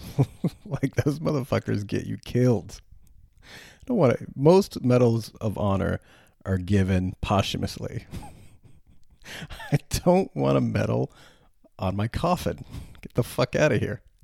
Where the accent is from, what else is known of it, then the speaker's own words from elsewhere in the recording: United States; I'm an American